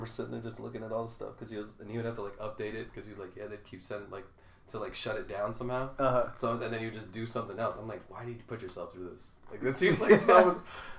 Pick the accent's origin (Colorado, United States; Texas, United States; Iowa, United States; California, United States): California, United States; I grew up in California too for a little bit.